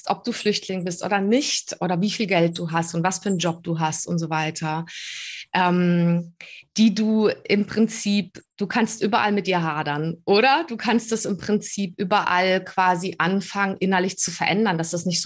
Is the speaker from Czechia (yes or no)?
yes; Prague, Czechia; born there; moved away; Ich bin in Prag geboren.